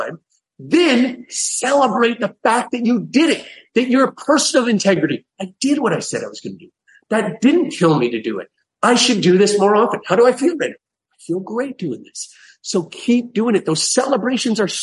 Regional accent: Canada; I'm Canadian.

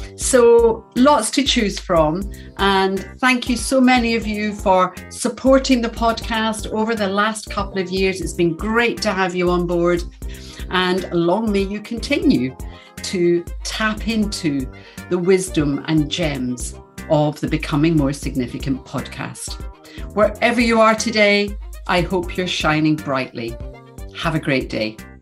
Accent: Glasgow, Scotland, United Kingdom; I'm from Glasgow

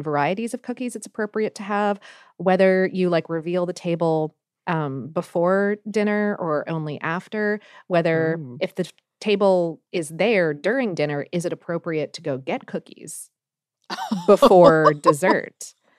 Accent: Pittsburgh, Pennsylvania, United States; now in Columbus, United States; I'm originally from Pittsburgh, and considering the lukewarm reception I've gotten over my cookies in Columbus the past couple of years

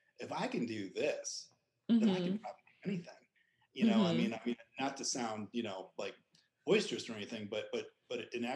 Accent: Lake Tahoe, California, United States; I grew up in Lake Tahoe, California

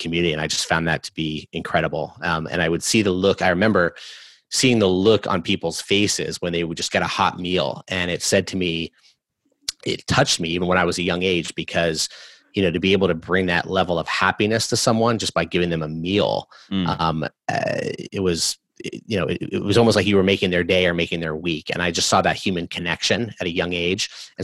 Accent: California, United States; I grew up in California

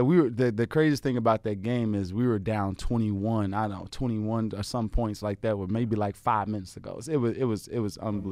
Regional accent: Chicago, Illinois, United States; my grandmother had a you know house on the south side of Chicago. We grew up in the Argyle, um, Robert Taylor Home Projects

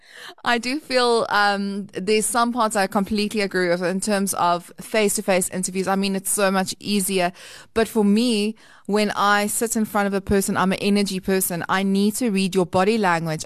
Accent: South Africa; we, we operate as an English country

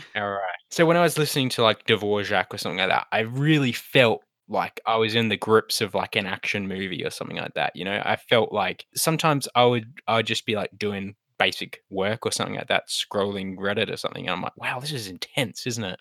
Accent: Australia; as an Australian

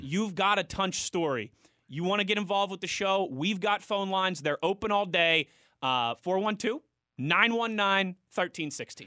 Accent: Pittsburgh, Pennsylvania, United States; moved away; I got my job back here in Pittsburgh, in my hometown

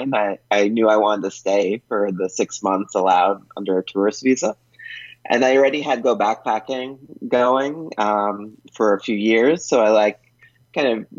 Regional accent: United States; moved away as an adult; also born or lived in Colombia; an American living as an expat in Colombia

